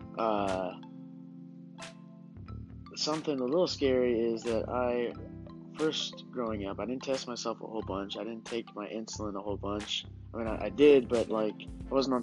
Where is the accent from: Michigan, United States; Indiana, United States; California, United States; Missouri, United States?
California, United States; moved away; I'm originally from California